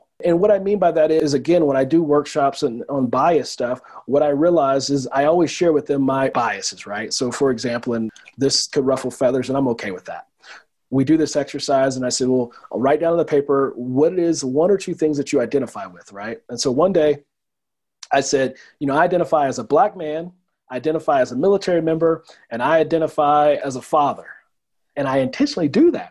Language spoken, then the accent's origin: English; Oakland, California, United States; now in Colorado, United States; When I was a kid growing up in Oakland